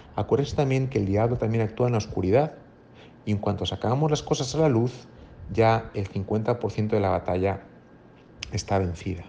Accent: Madrid, Community of Madrid, Spain; moved away as an adult; now in Monterrey, Mexico; soy español de Madrid, pero llevo cinco años trabajando aquí en Monterrey

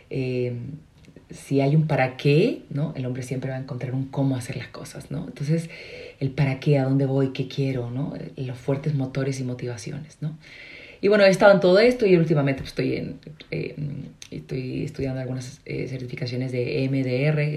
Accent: Chile; also born or lived in Madrid / United States / Mexico; eh, soy chilena, hablo extraño porque soy consagrada, viví seis años en Madrid, entonces ahí digo yo aprendí a modular, ¿verdad? pero la mayoría del tiempo estaba en Estados Unidos, pero sobre todo en, México.

